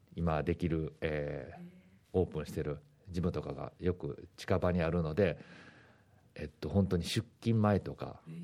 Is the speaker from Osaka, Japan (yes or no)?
yes; Osaka, Japan; moved away as an adult; now in Okinawa, Japan; 出身は大阪なんですけれども